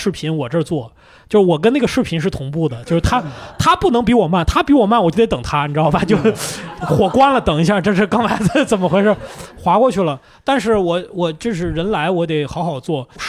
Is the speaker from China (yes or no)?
yes; Lanzhou, Gansu, China; 我们兰州人嘛